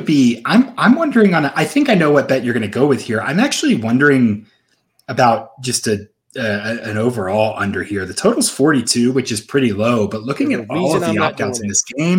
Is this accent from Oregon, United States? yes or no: no; Memphis, Tennessee, United States; the Liberty Bowl in my hometown of Memphis, Tennessee.